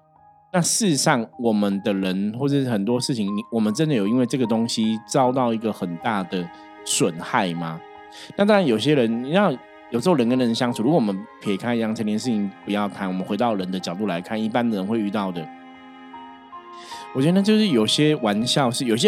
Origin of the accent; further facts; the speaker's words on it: Taipei, Taiwan; 就像我是台北人，你说你们台北人用天龙国，我可能会觉得，哎，我不是啊